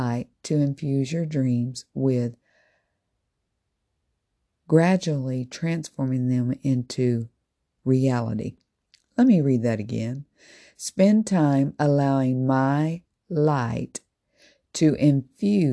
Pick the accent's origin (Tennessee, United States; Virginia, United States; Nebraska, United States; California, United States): Tennessee, United States; As I was growing up as a little girl, I sang with my family in a Southern gospel group. And I'm originally from Tennessee